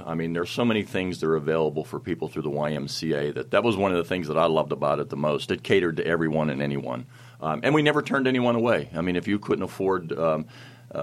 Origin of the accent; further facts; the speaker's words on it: McKeesport, Pennsylvania, United States; now in North Versailles, United States; I grew up here in McKeesport